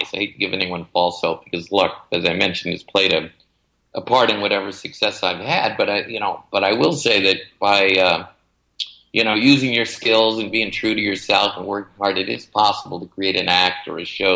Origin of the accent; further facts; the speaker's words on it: Los Angeles, California, United States; growing up around the Magic Castle. My dad was one of the first managers there. So I grew up having a lot of mentors